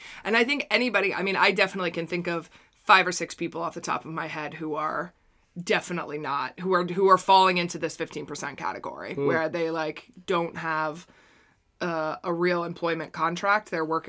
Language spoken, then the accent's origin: English; United States; As an American, I can't support England for